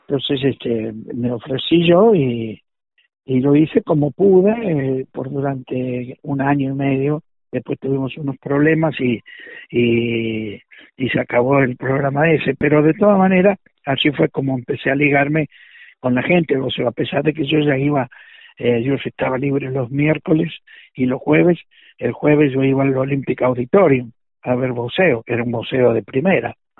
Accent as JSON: {"language": "Spanish", "country": "Argentina", "also_born_or_lived": "Los Angeles, United States", "accent": "Argentine", "moved": "as an adult", "lives_now": "Las Vegas, United States", "said": "sigo hablando como argentino"}